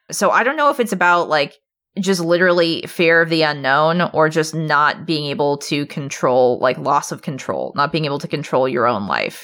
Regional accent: Alaska, United States; now in Portland, United States; I'm from Alaska

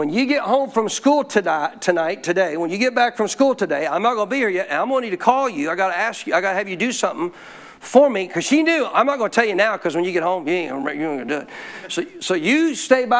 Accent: Montana, United States; when I was a kid growing up in Montana

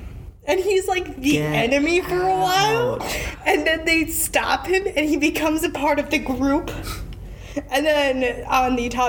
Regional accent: United States; watching it as an American

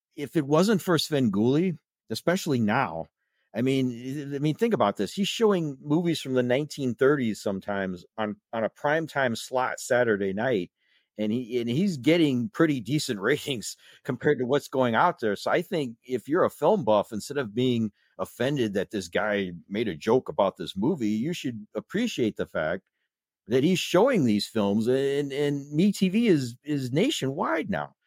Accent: South Bend, Indiana, United States; also born or lived in Chicago; I was born in South Bend. I basically lived in the South Bend area for most of my life

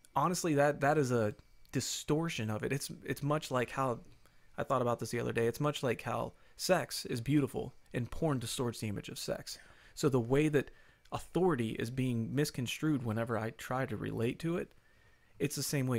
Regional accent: United States; we grew up in the United States of America

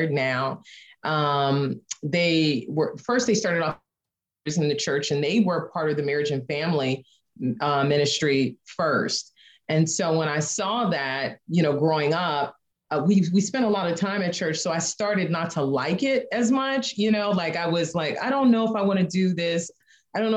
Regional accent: Chicago, Illinois, United States; moved away as an adult; now in Indiana, United States; we're from the Chicago area, but we left Chicago

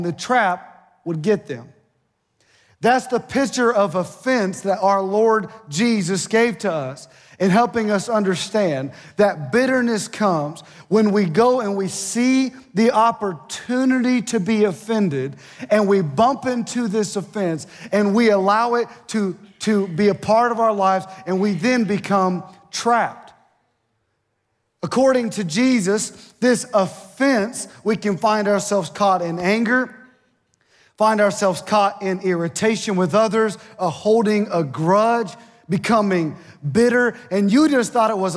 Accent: Ohio, United States; moved away as an adult; now in Mississippi, United States; I'm from Ohio, and it snowed yesterday at my mom and dad's house

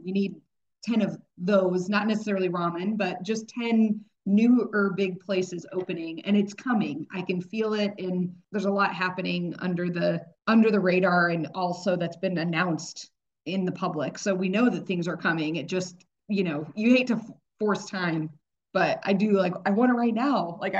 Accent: Dallas, Texas, United States; now in Kansas City, United States; I came from Dallas.

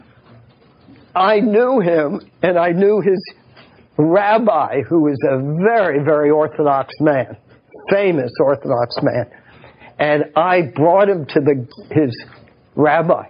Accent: Nashville, Tennessee, United States; I'm from Nashville, and I worked with fundamentalist Christians for years and years

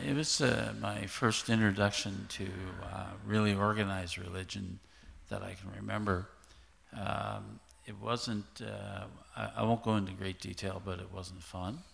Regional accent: eastern shore of Nova Scotia, Canada; I grew up in a um, area on the eastern shore of Nova Scotia.

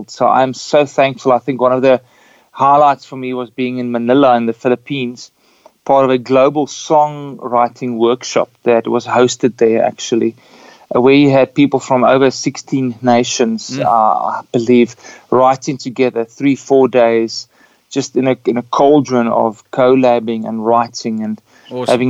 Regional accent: Windhoek, Khomas, Namibia; my travel started in Namibia because I was born in Windhoek.

